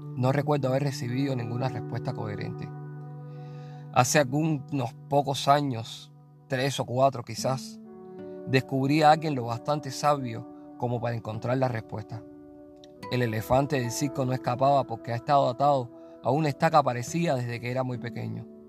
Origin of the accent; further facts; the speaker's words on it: Cuba; moved away; mi Cuba